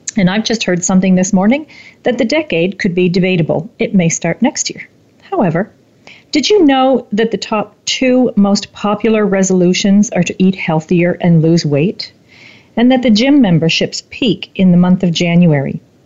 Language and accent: English; Canada; my hometown